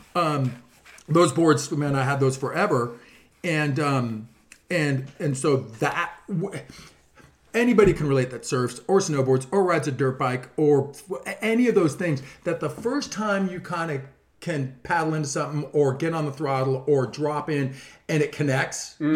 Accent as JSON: {"language": "English", "town": "Mission Viejo", "region": "California", "country": "United States", "tie": "born or raised there", "moved": "as an adult", "lives_now": "Dana Point, United States", "said": "I grew up actually living in Mission Viejo"}